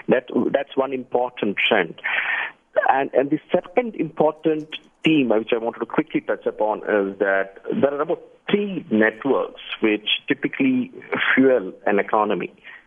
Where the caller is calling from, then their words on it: Bangalore, Karnataka, India; I'm calling from Bangalore, India.